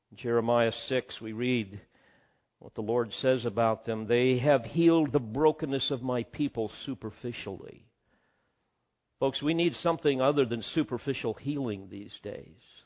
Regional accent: Illinois, United States; our home over on the other side of Illinois

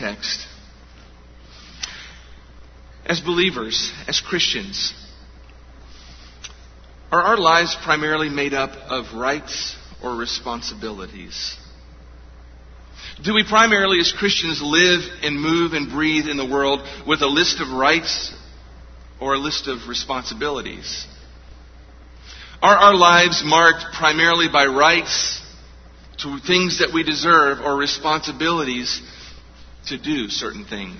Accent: United States; We as Americans

